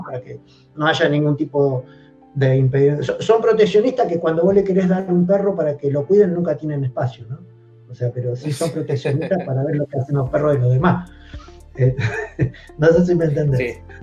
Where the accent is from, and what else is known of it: Argentina